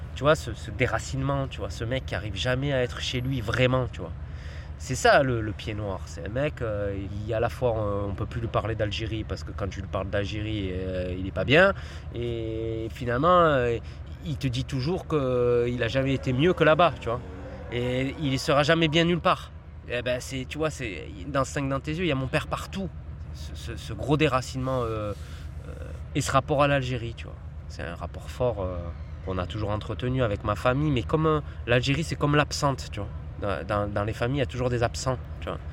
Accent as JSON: {"language": "French", "town": "Marseille", "region": "Provence-Alpes-Côte d'Azur", "country": "France", "tie": "born or raised there", "said": "j'ai grandi là, mes parents, ils habitent là. Voilà, hein, j'ai grandi ici"}